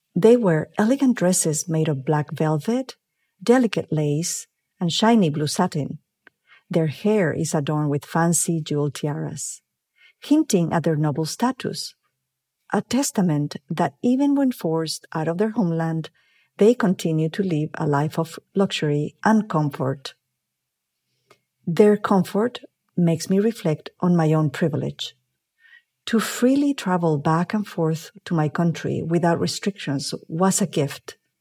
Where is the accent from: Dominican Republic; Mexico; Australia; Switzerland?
Mexico; moved away as an adult; also born or lived in Mexico City; now in Los Angeles, United States; I am originally from Mexico, but I have lived in the United States many years now